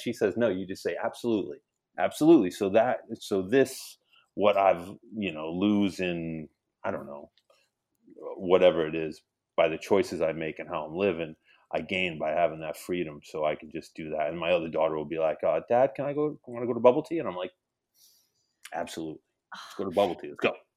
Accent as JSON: {"language": "English", "town": "Hamden", "region": "Connecticut", "country": "United States", "tie": "born or raised there", "said": "we're growing up in Hamden in the late seventies, early eighties or seventies eighties"}